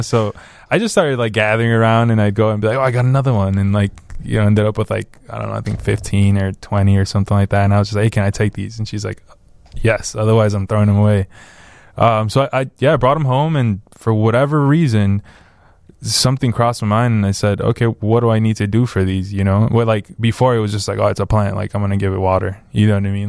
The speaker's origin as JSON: {"language": "English", "town": "Benque Viejo del Carmen", "region": "Cayo District", "country": "Belize", "tie": "born or raised there", "moved": "yes", "lives_now": "Chicago, United States", "said": "I grew up in Belize"}